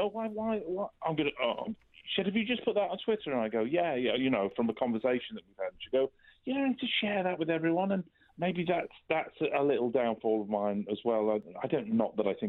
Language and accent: English; Culcheth, North West England, United Kingdom; I come from, as you say, a little place called Culcheth